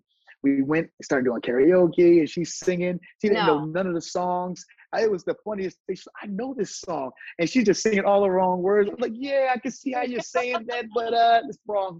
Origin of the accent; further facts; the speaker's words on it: New Brunswick, New Jersey, United States; moved away as an adult; also born or lived in Los Angeles / Atlanta; born and raised in New Brunswick, New Jersey